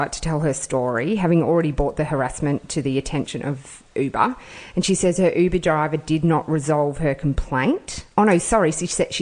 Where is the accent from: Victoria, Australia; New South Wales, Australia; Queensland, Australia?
Victoria, Australia; Melbourne; we grew up in Williamstown, a town in Melbourne